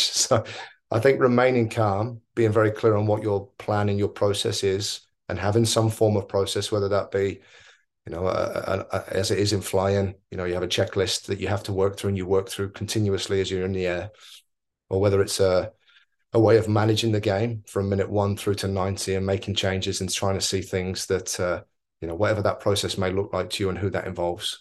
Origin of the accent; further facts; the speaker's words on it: Oxford, South East England, United Kingdom; moved away as an adult; also born or lived in New Zealand / Australia / India; now in Mumbai, India; I grew up in Oxford twenty-nine years